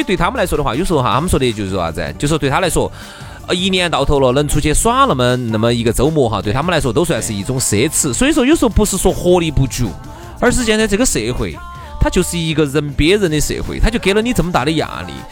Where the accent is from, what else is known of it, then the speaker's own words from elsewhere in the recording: China; 既然是个中国人